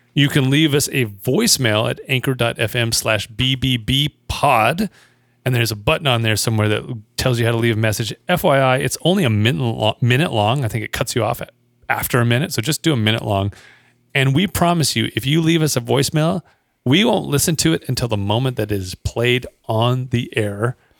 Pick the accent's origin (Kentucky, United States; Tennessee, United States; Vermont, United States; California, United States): California, United States; Bakersfield; moved away; I grew up in Bakersfield